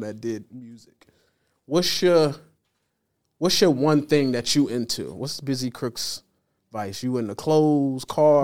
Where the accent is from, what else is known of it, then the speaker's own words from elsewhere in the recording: Delaware, United States; moved away as an adult; I'm from Delaware originally